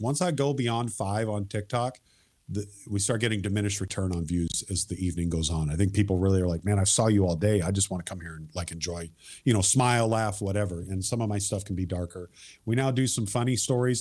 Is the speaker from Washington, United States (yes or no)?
yes; Marysville, Washington, United States; growing up in Marysville